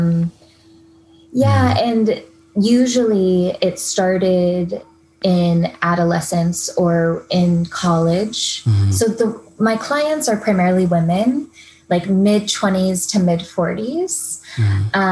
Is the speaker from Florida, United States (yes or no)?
yes; Tallahassee, Florida, United States; now in San Diego, United States; grew up in Tallahassee, Florida